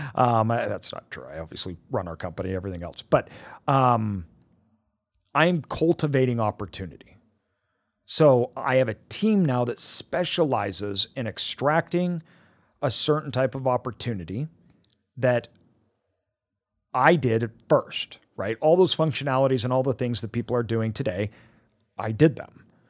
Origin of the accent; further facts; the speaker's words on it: United States; I was born in America